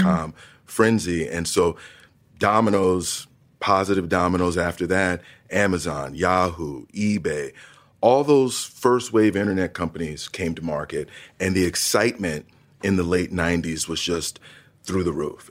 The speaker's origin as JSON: {"language": "English", "town": "East Orange", "region": "New Jersey", "country": "United States", "tie": "born or raised there", "also_born_or_lived": "Montclair, New Jersey", "said": "growing up in northern New Jersey, twenty minutes outside of New York City"}